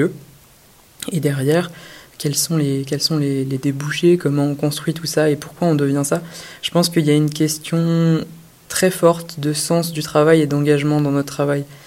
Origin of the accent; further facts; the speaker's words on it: Brittany, France; also born or lived in Rennes; je suis breton